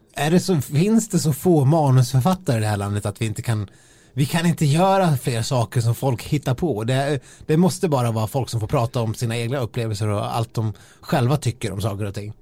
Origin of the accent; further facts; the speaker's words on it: Dalarna County, Sweden; moved away; de tre, fyra gångerna jag har varit hemma i Dalarna under vintern